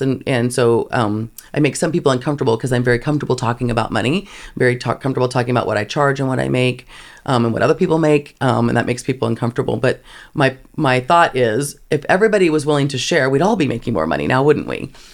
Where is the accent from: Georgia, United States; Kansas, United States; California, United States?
Kansas, United States; I grew up in Kansas